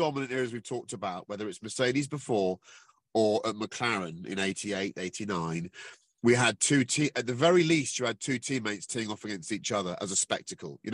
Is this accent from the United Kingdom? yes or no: yes; United Kingdom; we're British